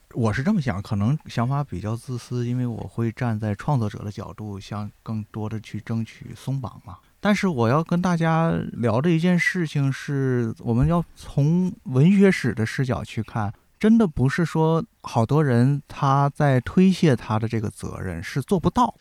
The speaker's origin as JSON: {"language": "Chinese", "country": "China", "said": "我们中国人"}